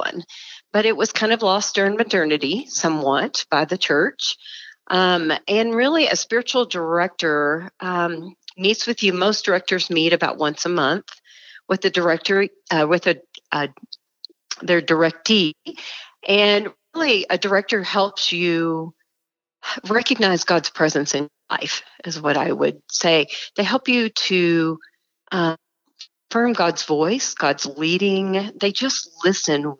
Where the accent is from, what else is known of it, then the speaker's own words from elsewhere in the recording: Dallas, Texas, United States; moved away as an adult; now in Denver, United States; I grew up in a suburb of Dallas, Texas